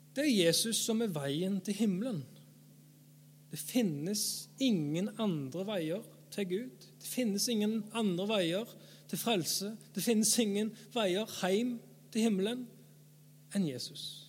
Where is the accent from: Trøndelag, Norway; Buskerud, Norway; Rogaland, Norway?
Rogaland, Norway; Erfjord; jeg er forkynner, jeg er fra Erfjord, jeg er 30 år